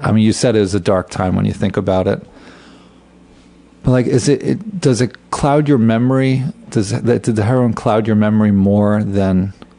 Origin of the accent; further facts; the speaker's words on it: New York, United States; moved away; I grew up in New York